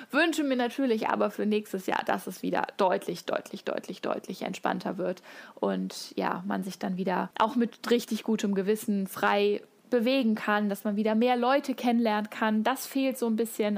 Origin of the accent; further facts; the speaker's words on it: Hesse, Germany; ich komme aus Hessen